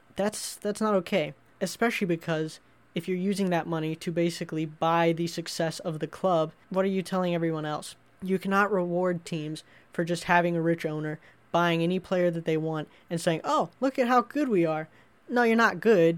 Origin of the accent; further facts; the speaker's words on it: United States; as an American